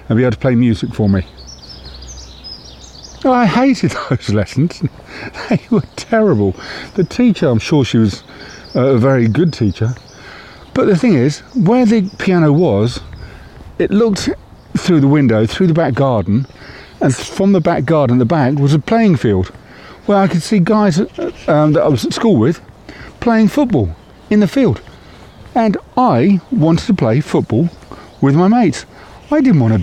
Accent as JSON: {"language": "English", "town": "Windsor", "region": "South East England", "country": "United Kingdom", "tie": "born or raised there", "also_born_or_lived": "Reading", "said": "when I was a young boy growing up in Windsor. My formative years were spent there. And I lived there, I think, until I was 9, maybe 10 years of age."}